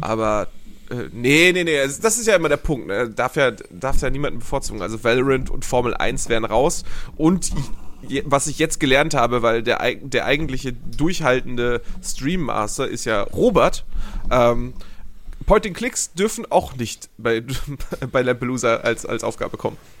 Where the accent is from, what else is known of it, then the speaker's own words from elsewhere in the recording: Hamburg, Germany; als Hamburger Jung war ich natürlich im Hagenbecks Tierpark